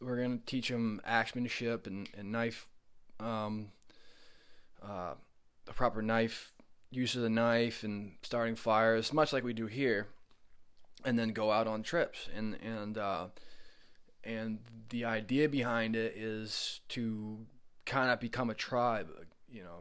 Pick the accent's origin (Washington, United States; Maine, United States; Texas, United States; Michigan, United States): Maine, United States; Oakland; moved away as an adult; I grew up in Oakland, Maine